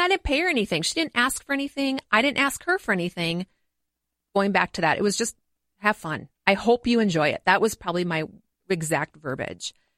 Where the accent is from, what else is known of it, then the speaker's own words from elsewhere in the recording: Montgomery, Minnesota, United States; I grew up in Montgomery, Minnesota